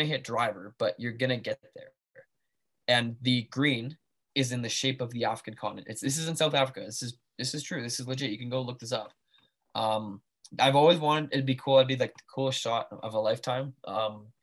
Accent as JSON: {"language": "English", "country": "Canada", "said": "I'm Canadian"}